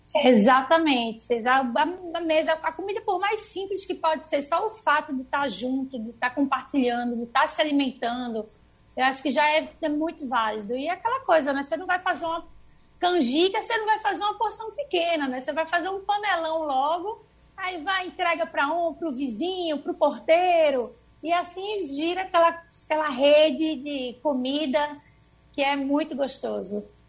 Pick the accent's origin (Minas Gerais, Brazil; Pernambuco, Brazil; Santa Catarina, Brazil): Pernambuco, Brazil; Recife; also born or lived in Pirassununga, São Paulo; fiquei lá até os cinco anos de idade, me piquei a mula para Recife e agora sou cidadã recifense